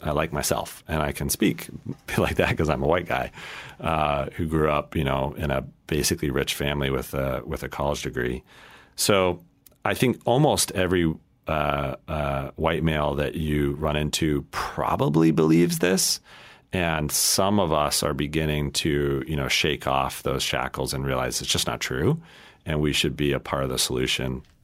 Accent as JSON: {"language": "English", "region": "Colorado", "country": "United States", "tie": "born or raised there", "said": "I grew up in Colorado"}